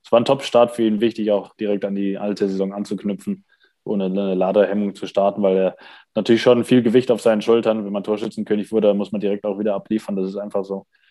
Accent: Essen, North Rhine-Westphalia, Germany; moved away; mein alter Club Rot-Weiß Essen

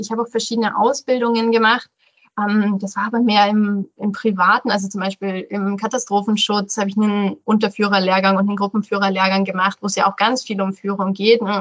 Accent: Rosenheim, Bavaria, Germany; also born or lived in Allgäu / Landshut; Ich bin in Rosenheim aufgewachsen

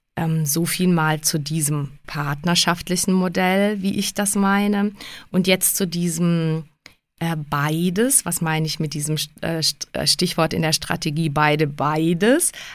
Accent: Prague, Czechia; now in Germany; Ich bin ja Tschechin in Prag geboren

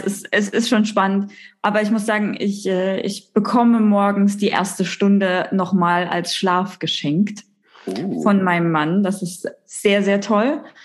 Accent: Thuringia, Germany; ich bin gebürtig aus Thüringen. Das heißt, die, die Ost-Connection geht hier durch

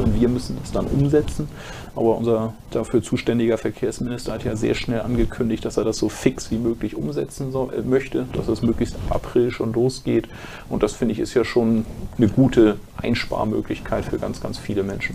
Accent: Schleswig-Holstein, Germany; bei uns in Schleswig-Holstein

